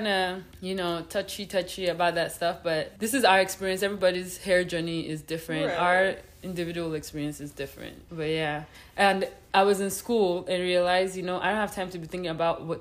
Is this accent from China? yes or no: no; Nigeria; now in Winnipeg, Canada; we're both Nigerian